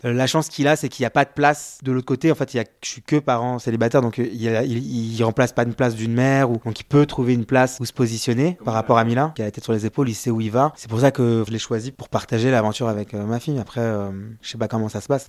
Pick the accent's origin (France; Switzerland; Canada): France; nous, on est Français, on a une mentalité de Français.